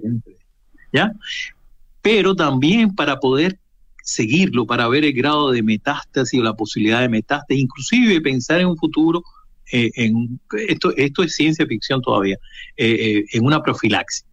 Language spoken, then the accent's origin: Spanish; Cuba; also born or lived in Russia; now in Chile; Yo soy cubano de origen